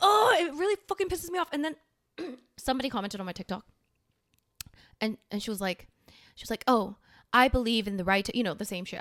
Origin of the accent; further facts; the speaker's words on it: South Korea; now in Canada; I'm from Korea.